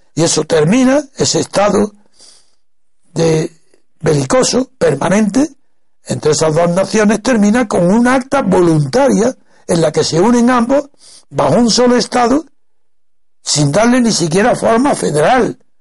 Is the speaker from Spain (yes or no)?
yes; Órgiva, Andalusia, Spain; de Órgiva, mi pueblo